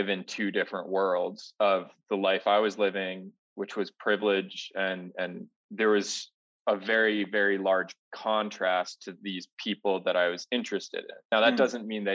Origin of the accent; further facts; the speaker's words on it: Ohio, United States; moved away as an adult; now in Denver, United States; Growing up in Ohio, like you were saying, you know, I lived on the edge of the suburbs and the edge of the country